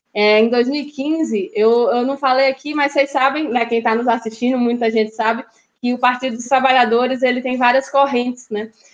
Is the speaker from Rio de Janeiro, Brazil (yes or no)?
no; Natal, Rio Grande do Norte, Brazil; also born or lived in Fortaleza, Brazil / Brasília, Brazil; Eu nasci em Natal. Tem muita gente que acha que eu nasci no Ceará, porque minha família é toda cearense